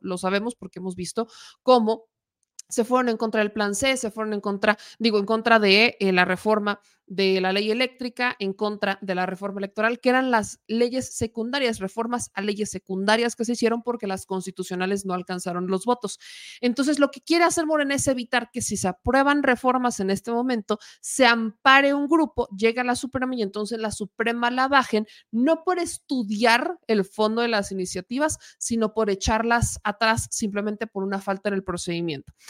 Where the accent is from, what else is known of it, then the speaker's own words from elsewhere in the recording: Puebla, Mexico; uno como poblana